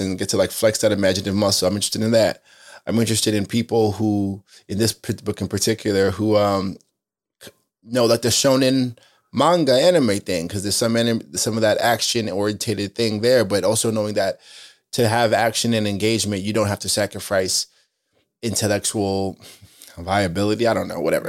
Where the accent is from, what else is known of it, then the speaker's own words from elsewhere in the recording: Spring Valley, New York, United States; also born or lived in Queens, New York; I'm from a place called Spring Valley, Rockland County. I was born in Queens